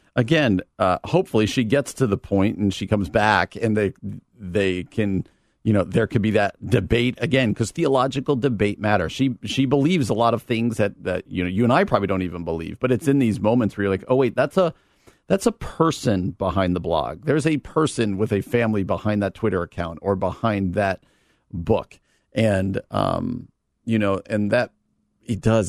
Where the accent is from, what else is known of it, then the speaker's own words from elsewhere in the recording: New Jersey, United States; moved away as an adult; also born or lived in Wheaton, Illinois; now in Downers Grove, United States; I grew up in New Jersey, came out to college at Wheaton.